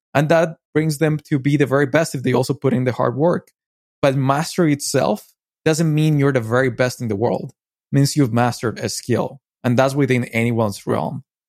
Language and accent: English; Medellín, Antioquia, Colombia; moved away; I was born in Medellin, Colombia, and I lived, um, a big chunk of my life there